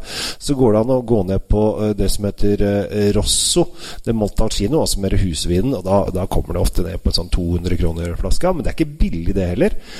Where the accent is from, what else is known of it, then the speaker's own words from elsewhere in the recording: Norway; som sitter her hjemme i Norge